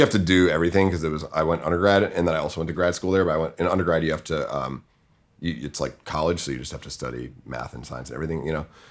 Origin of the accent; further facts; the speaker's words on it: Winchester, Massachusetts, United States; I'm from, uh, Winchester, Massachusetts. It's a suburb of Boston